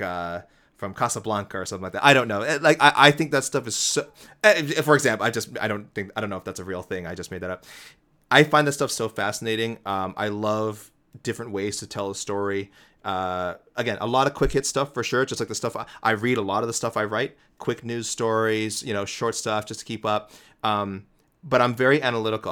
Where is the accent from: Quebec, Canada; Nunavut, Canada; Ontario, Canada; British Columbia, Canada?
Ontario, Canada; Toronto; my hometown Toronto Blue Jays